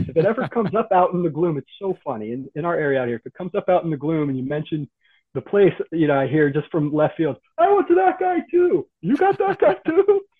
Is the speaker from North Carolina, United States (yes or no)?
yes; North Carolina, United States; also born or lived in United Kingdom; I was born in the United Kingdom in the early 80s, but we lived a lot in the U.S. Southeast, with a little bit of moving around. So mostly North Carolina is my homestead